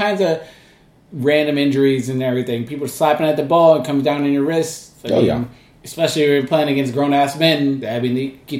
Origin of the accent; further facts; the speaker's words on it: Bay Area, California, United States; now in New York, United States; I moved away from the Bay Area.